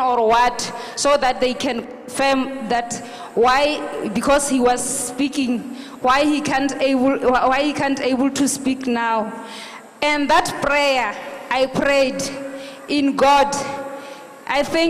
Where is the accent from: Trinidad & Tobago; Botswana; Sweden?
Botswana; I'm from Botswana